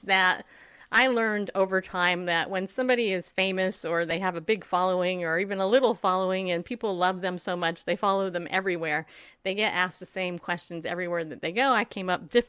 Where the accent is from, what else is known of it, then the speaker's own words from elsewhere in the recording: the South, United States; also born or lived in Massena, New York; I grew up in the south, but I was born in the north.